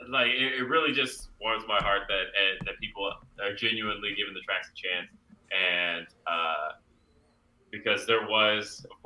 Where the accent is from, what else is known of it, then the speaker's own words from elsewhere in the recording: California, United States; and I am from California, mind you.